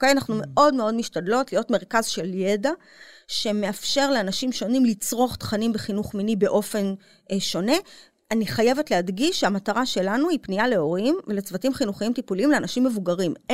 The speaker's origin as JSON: {"language": "Hebrew", "country": "Israel", "tie": "born or raised there", "said": "אני גדלתי במין מקום אשכנזי אה, מרובע כזה, את יודעת, אה, אליטה ישראלית, אה, עם, של דוקטורים כזה."}